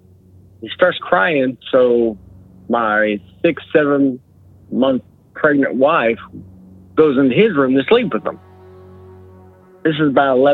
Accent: LaBelle, Florida, United States; I'm from LaBelle, Florida

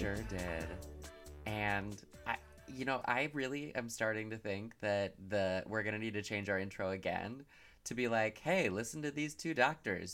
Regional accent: Michigan, United States; I'm from Michigan

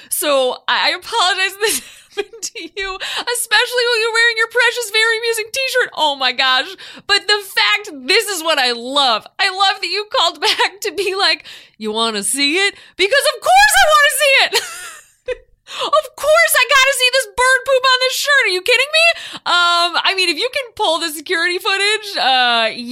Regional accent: Chicago, Illinois, United States; I grew up living in Chicago

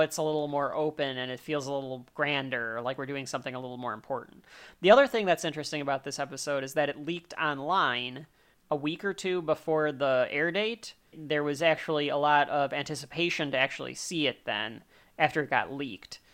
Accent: United States; I'm also an American

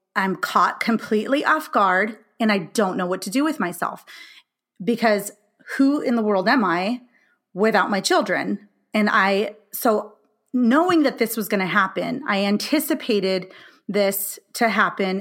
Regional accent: California, United States; moved away as an adult; now in Illinois, United States; I'm from California

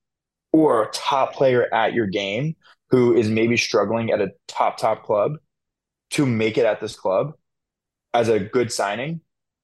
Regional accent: United States; as an American and a Chelsea fan

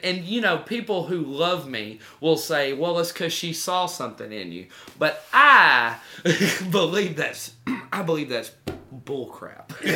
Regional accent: United States; I'm an American

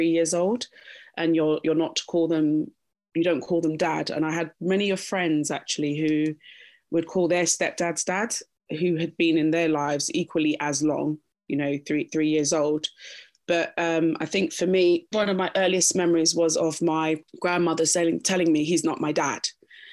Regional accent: London, United Kingdom; also born or lived in Kingston upon Thames; I was born there and raised there until I was about 8 years old. And then I moved to Roehampton, pretty much spent time in Roehampton

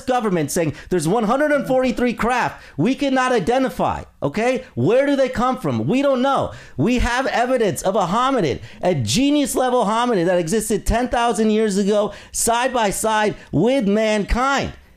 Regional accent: Indiana, United States; I come from Indiana

